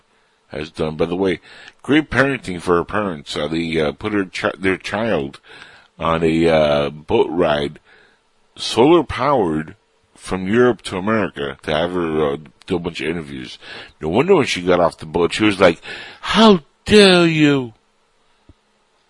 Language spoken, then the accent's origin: English; United States; I look Latin, and I am Latin, but I grew up in this country